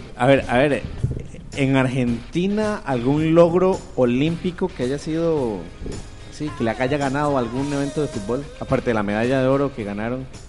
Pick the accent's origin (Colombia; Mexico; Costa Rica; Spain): Costa Rica; Como somos los ticos